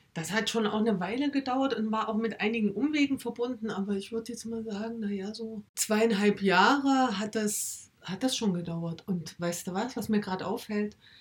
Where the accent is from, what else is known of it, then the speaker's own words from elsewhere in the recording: Erfurt, Thuringia, Germany; now in Weimar, Germany; bin gebürtig aus Erfurt, lebe jetzt mit meiner Familie in Weimar